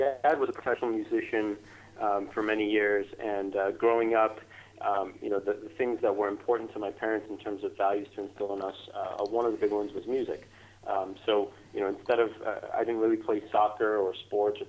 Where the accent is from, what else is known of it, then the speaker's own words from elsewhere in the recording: Foster City, California, United States; also born or lived in Israel; immigrated to the United States when I was five, and I settled down in the Bay Area. So I grew up in Foster City